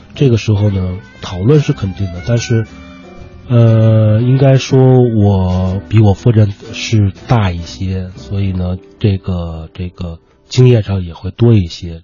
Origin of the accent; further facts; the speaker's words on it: China; 我们中国人